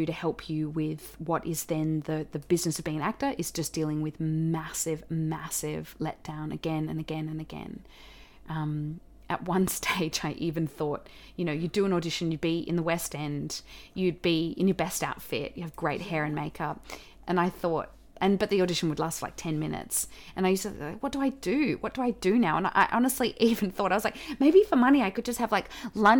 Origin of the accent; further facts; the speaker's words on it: Australia; accent: Australian; I had this audition for Anzac Girls back here in Australia. So I had to relearn my Australian accent.